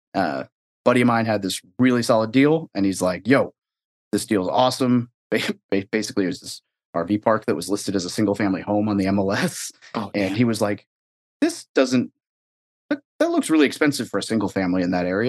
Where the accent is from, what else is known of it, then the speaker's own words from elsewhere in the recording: Arkansas, United States; moved away as an adult; also born or lived in Northern California; I was born in NorCal, but I, I grew up in Arkansas for the most part.